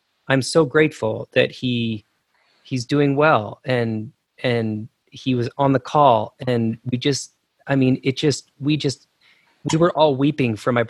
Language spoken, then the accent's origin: English; Idaho, United States; I grew up in Idaho